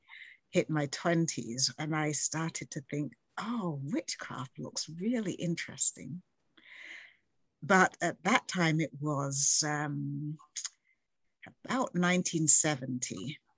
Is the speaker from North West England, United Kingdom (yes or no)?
no; London, United Kingdom; now in Canada; we grew up in London